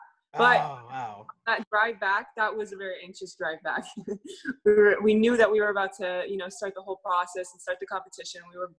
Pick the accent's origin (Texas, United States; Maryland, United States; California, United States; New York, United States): California, United States; Bay Area; now in Los Angeles, United States; we actually live in LA now, but we're from the Bay Area.